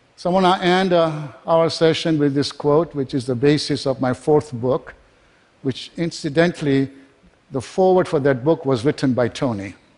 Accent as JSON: {"language": "English", "country": "Kenya", "tie": "born or raised there", "also_born_or_lived": "England", "moved": "yes", "lives_now": "United States", "said": "I was born in Kenya, was educated in England"}